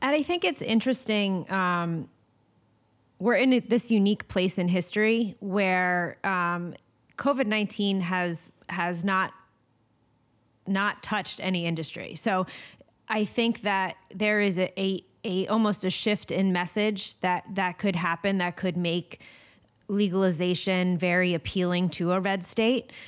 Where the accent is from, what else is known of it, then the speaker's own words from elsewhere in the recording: East Coast, United States; moved away; my East Coast vibes and my, my East Coast, um, you know, roots